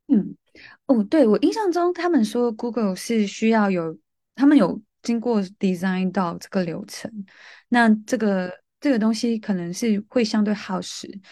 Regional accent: Malaysia; moved away as an adult; also born or lived in Taiwan; now in London, United Kingdom; 我是来自马来西亚的

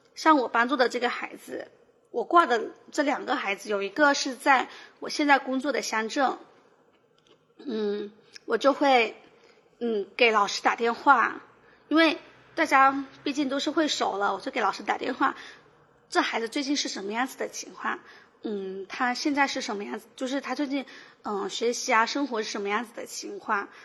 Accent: Shouning, Fujian, China; 寿宁嗯的人均年收入是全省最低的。但是我在这边长大，其实因为父母双职工，所以我的从小的生活其实是比较开心的

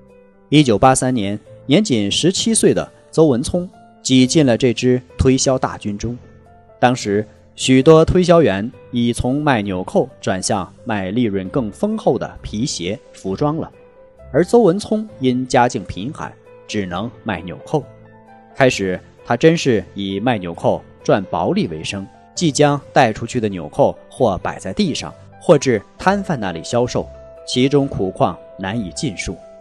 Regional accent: Wenzhou, Zhejiang, China; 我们温州人做生意从小做起，我们的商品没有一种是以大取胜的。

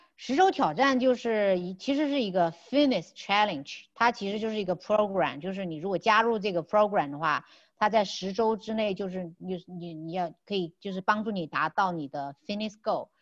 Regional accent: China; 他们都不知道我是中国人

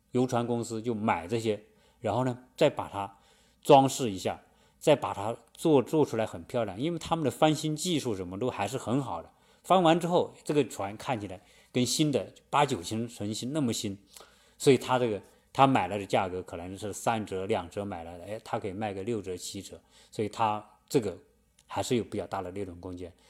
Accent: China; moved away; 我们中国人

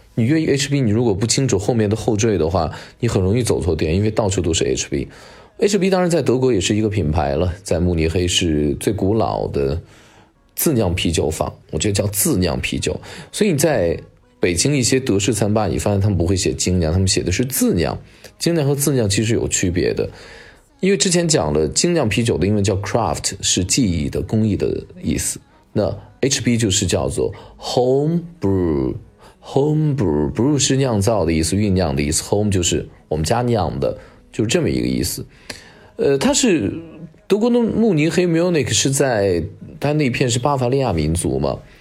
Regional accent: Xianyang, Shaanxi, China; 我老家在陕西的咸阳

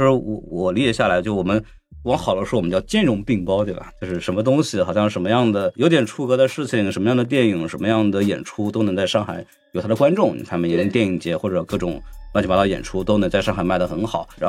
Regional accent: Shanghai, China; 我出生在上海嘛

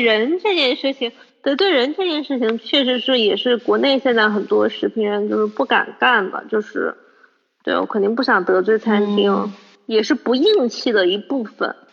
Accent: Changsha, Hunan, China; 我长沙人

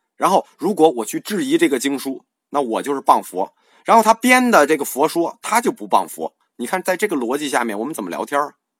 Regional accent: China

